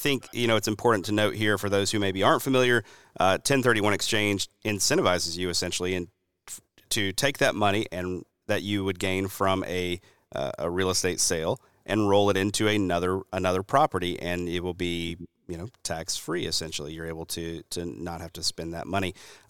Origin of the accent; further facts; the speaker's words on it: the South, United States; And this is especially speaking as a Southerner, I'm looking out at the sea of pines, right, that we've got down here.